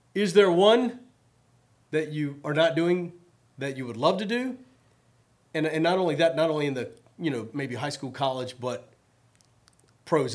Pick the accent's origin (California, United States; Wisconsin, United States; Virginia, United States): Virginia, United States; Richmond; moved away; I grew up in Richmond, Virginia